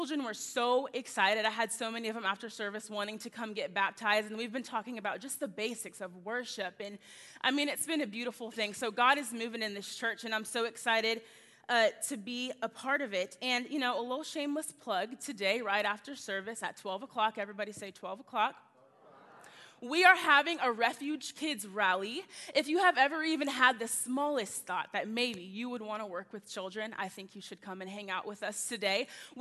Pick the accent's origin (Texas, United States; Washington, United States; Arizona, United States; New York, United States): Texas, United States; also born or lived in Tulsa, Oklahoma; I'm born and raised in Texas